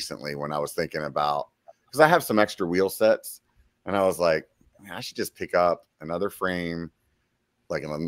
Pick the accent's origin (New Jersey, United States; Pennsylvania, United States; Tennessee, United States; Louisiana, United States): Pennsylvania, United States; moved away; I went home to Pennsylvania